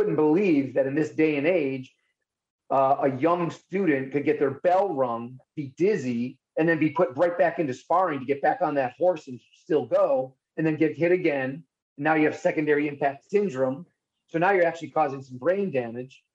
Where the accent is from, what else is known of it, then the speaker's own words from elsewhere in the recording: Buffalo, New York, United States; I am from Buffalo